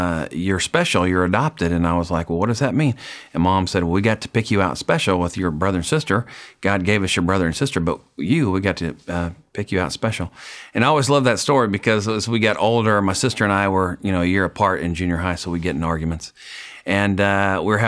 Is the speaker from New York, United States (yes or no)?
no; Colby, Kansas, United States; moved away as an adult; now in Nashville, United States; I grew up in Colby, Kansas, which is a town of 5,000 people